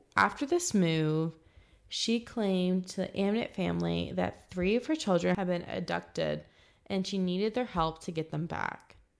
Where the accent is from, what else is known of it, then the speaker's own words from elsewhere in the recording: 20 minutes from Dayton, Virginia, United States; Dayton is a 20 minute drive from my hometown